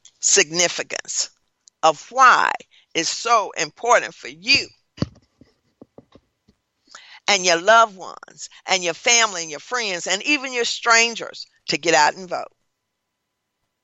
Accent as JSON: {"language": "English", "region": "Tennessee", "country": "United States", "tie": "born or raised there", "moved": "yes", "lives_now": "Baton Rouge, United States", "said": "I was born in Tennessee and raised in Tennessee and live now in Louisiana"}